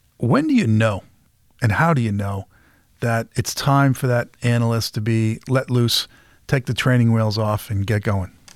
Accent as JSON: {"language": "English", "town": "Peabody", "region": "Massachusetts", "country": "United States", "tie": "born or raised there", "said": "I grew up in Peabody, Massachusetts"}